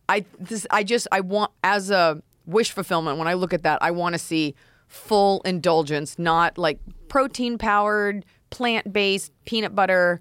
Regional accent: United States; I'm too programmed as an American

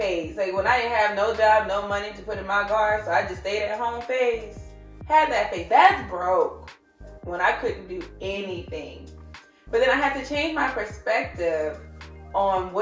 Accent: New Orleans, Louisiana, United States; we're from New Orleans, like Louisiana

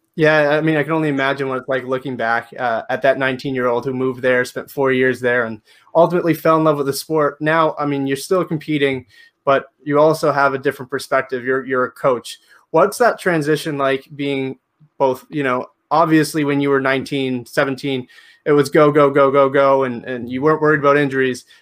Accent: Canada; I'm from Canada

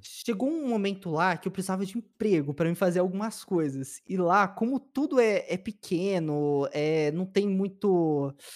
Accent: São Paulo, Brazil; also born or lived in Peruíbe; eu nasci em São Paulo mesmo. Sou da ZL.

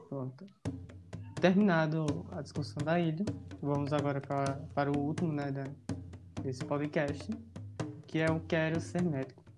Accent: Bahia, Brazil; a gente mesmo sendo baiano

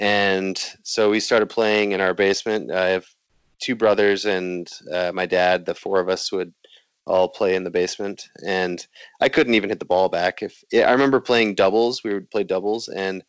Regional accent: South Bend, Indiana, United States; There's a ping pong club in the city I grew up in South Bend, Indiana.

